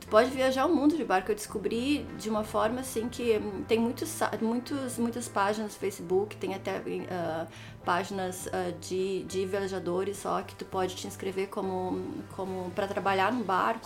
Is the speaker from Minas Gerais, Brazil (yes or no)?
no; Novo Hamburgo, Rio Grande do Sul, Brazil; moved away as an adult; also born or lived in Palmeira das Missões, Brazil / Auckland, New Zealand; now in New Zealand; Eu cresci em Novo Hamburgo, Novo Hamburgo. É, mas sou de Palmeira das Missões